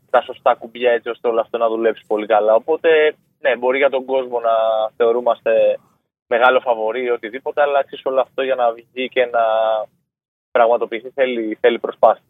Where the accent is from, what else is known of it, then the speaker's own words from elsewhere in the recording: Chios, North Aegean, Greece; το πόλο ήταν ας πούμε για το νησί μου